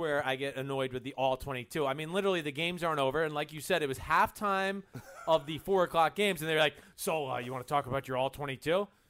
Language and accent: English; New Jersey, United States; I'm from New Jersey.